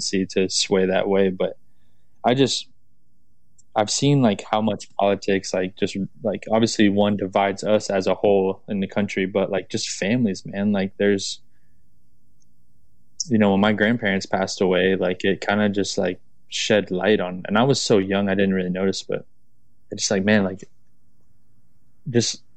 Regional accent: Florida, United States; I'm from Florida, man. Like my family is super Southern, like very Southern background

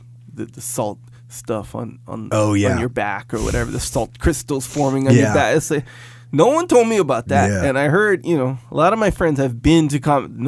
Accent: Kauai, Hawaii, United States; When I moved here from Kauai, I had that where my feet were all tough. Because, you go barefoot. You wear slippers all the time. You go barefoot everywhere.

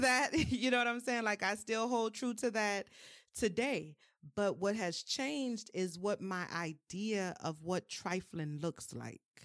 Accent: New Orleans, Louisiana, United States; I'm from New Orleans, um, born and raised

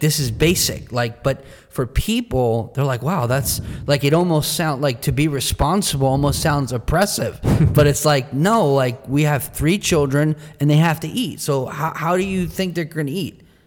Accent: New Jersey, United States; in our culture where we're from in New Jersey, the pace of life and the cost of living is high and fast.

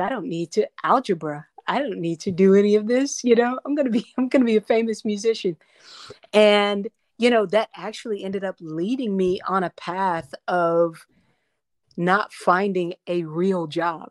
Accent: North Carolina, United States; also born or lived in Paterson, New Jersey; I was born in, uh, New, Paterson, New Jersey, uh, and then I was raised in North Carolina

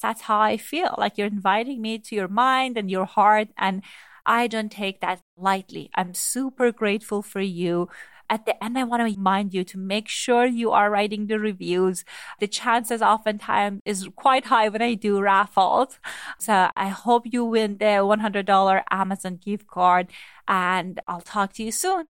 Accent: Iran; moved away; I grew up in Iran

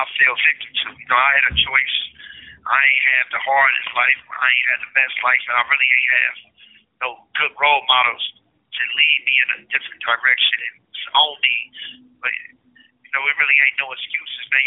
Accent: Cincinnati, Ohio, United States; we don't come from no community where we got good sports programs

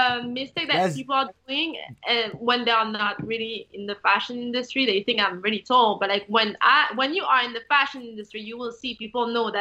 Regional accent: France; now in United States; I was born in French and I have like the French culture

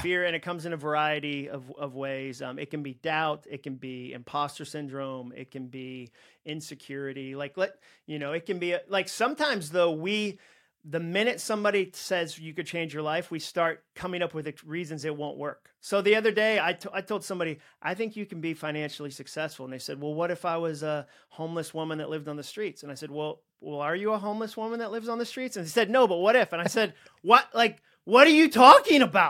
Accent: Massachusetts, United States; I grew up in Massachusetts

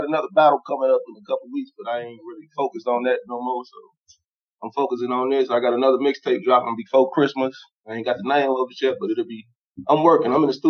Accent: Chicago, Illinois, United States; I'm from Englewood.

